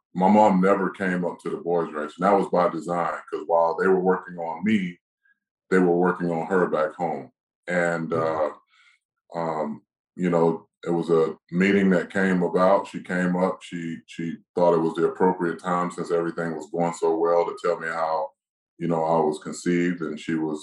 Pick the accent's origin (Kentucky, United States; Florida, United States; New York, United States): Florida, United States; Live Oak; also born or lived in Boynton Beach, Florida; I went to high school in a small town in called Live Oak, Florida